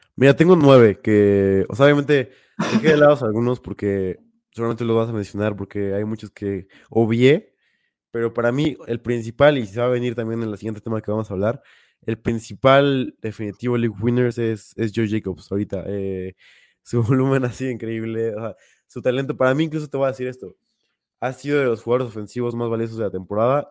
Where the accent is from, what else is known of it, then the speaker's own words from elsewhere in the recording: Mexico; como buen mexicano